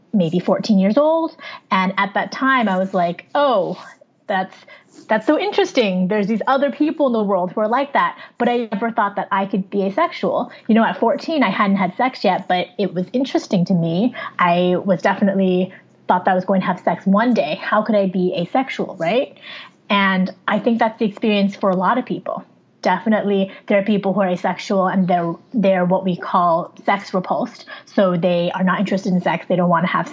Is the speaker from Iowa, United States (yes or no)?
no; near San Francisco, California, United States; also born or lived in Wuhan, China; where I grew up in the United States is near San Francisco in California, a state in the Western United States